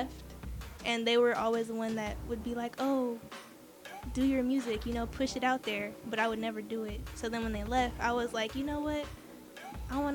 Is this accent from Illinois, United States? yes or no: no; Vallejo, California, United States; moved away as an adult; now in San Francisco, United States; I'm actually from Vallejo.